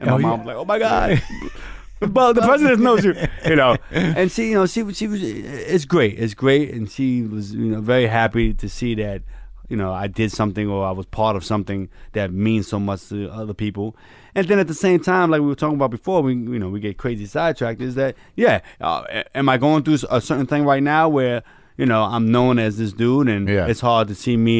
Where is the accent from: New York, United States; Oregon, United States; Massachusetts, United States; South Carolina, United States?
New York, United States; I'm an actor. I grew up in New York.